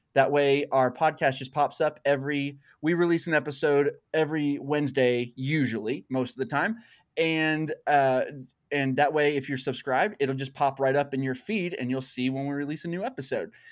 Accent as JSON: {"language": "English", "region": "Arkansas", "country": "United States", "said": "I'm from Arkansas still. I say y'all all the time"}